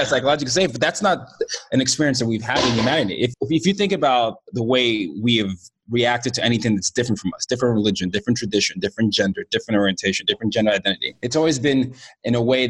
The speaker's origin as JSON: {"language": "English", "country": "Nigeria", "said": "and I'm Nigerian, and you know, I'm from the Yoruba tribe"}